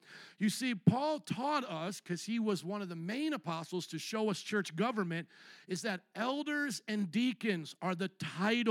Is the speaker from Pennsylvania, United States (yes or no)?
no; Indiana, United States; moved away as an adult; also born or lived in Louisiana; now in Chicago, United States; I came from the cornfields of Indiana via the swamps of Louisiana up to Chicago